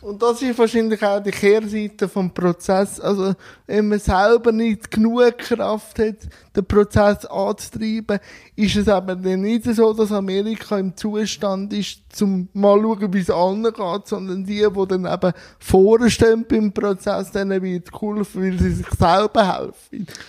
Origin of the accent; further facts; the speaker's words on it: Switzerland; bei uns in der Schweiz